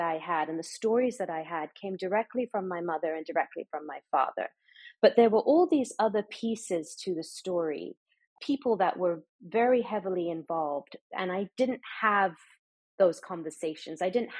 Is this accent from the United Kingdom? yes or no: no; Dubai, United Arab Emirates; I grew up in the Middle East. I grew up in Dubai, so I have that perspective.